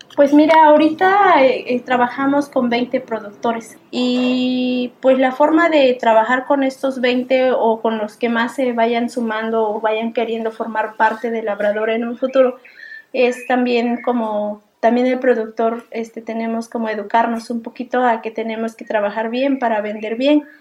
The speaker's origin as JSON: {"language": "Spanish", "town": "Putla", "region": "Oaxaca", "country": "Mexico", "tie": "born or raised there", "said": "soy de Zaragoza y Tundujía, Putla, Oaxaca. Bueno, yo nací en la zona cafetalera"}